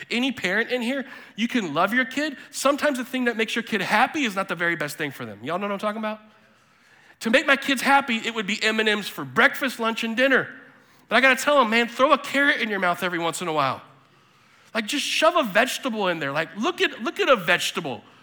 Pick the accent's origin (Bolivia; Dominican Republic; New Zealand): Bolivia; also born or lived in South America; I was born in 1980 in Bolivia and lived in South America in the 80s and 90s.